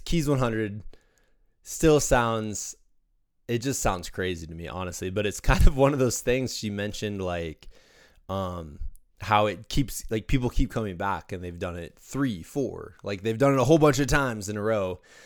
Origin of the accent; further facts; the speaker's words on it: Iowa, United States; as somebody who grew up as a Midwesterner in Iowa